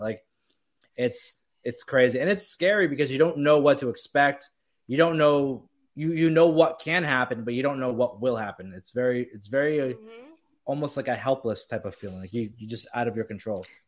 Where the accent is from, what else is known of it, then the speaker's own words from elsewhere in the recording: Florida, United States; growing up in Florida